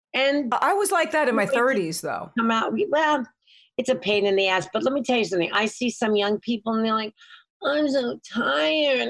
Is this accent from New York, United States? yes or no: yes; New York City, New York, United States; I grew up in the city. I grew up in Lower East Side of Manhattan